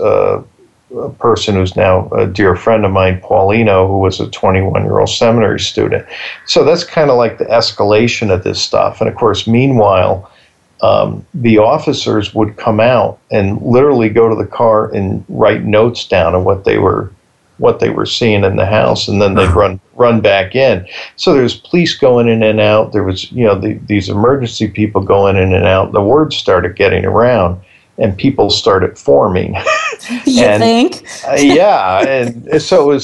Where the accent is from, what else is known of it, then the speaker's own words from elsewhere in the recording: Bridgeport, Connecticut, United States; I grew up in Bridgeport. I was 10 when it happened